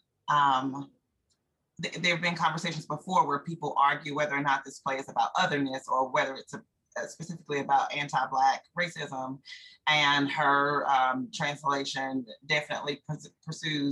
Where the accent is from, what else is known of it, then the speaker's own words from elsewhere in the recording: Durham, North Carolina, United States; also born or lived in Prince George's County, Maryland; I was not born here, but I've been here my entire life.